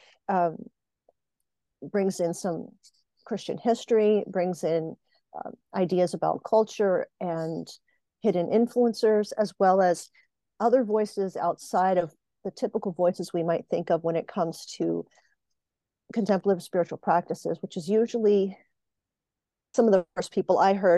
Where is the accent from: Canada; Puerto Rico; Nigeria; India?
Puerto Rico; now in Pennsylvania, United States; I live in Pennsylvania in North America in the United States, and I was born on a colony in Puerto Rico